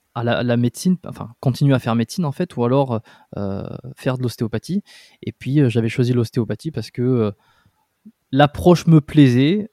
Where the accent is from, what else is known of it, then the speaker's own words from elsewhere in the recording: Dax, Nouvelle-Aquitaine, France; moved away as an adult; also born or lived in Bordeaux; je suis né à Dax